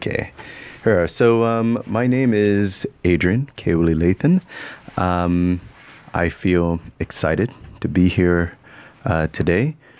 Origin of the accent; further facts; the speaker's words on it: Bermuda; accent: part Canadian, part Bermudian; I come from Bermuda. And for those who are listening, my accent's all over the place. It's part Canadian, part Bermudian, part all sorts of stuff.